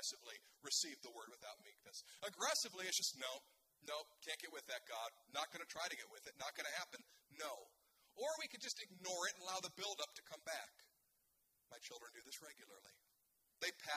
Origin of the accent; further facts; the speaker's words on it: United States; I'm an American